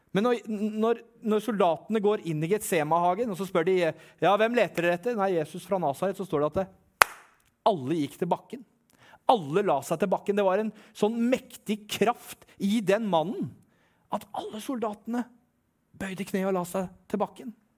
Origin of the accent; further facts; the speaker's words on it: Eastern Norway, Norway; Jeg er fra Østlandet